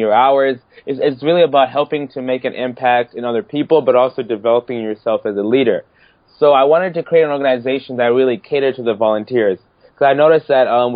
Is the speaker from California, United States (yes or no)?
no; Kalamazoo, Michigan, United States; also born or lived in Harare, Zimbabwe; I'm originally from Harare, Zimbabwe. And then my family and I moved here to Kalamazoo, Michigan in 2001